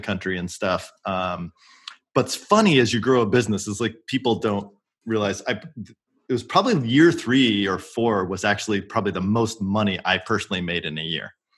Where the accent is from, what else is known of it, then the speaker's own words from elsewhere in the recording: Oregon, United States; moved away as an adult; I was born in Oregon. Went to University of Oregon.